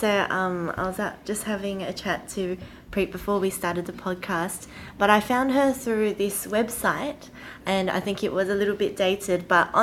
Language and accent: English; Western Australia, Australia; I'm from Western Australia